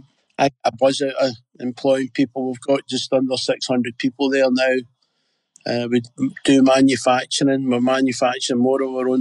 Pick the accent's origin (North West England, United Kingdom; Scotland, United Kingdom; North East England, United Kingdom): Scotland, United Kingdom; Glasgow; I was brought up in Postle